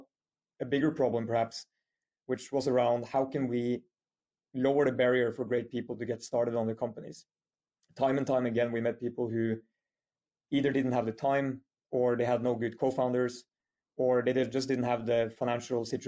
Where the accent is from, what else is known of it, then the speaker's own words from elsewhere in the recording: Norway; moved away as an adult; also born or lived in United Kingdom / United States; quite an international background after my childhood and early years in Norway